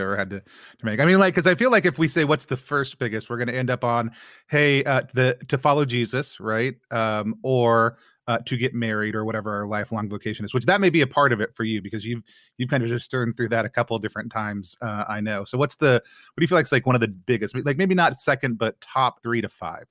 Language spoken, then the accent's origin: English; Texas, United States; I was born in Texas, grew up in Texas